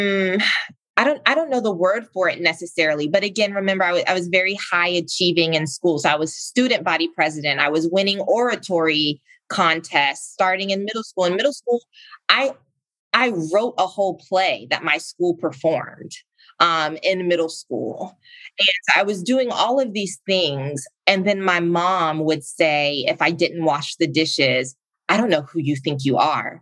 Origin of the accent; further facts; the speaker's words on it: South Carolina, United States; moved away as an adult; also born or lived in Virginia; I grew up in South Carolina